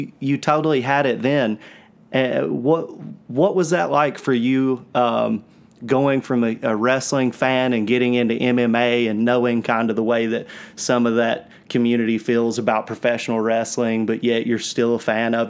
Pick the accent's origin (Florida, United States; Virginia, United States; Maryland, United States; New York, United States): Virginia, United States; Southwest; where we're from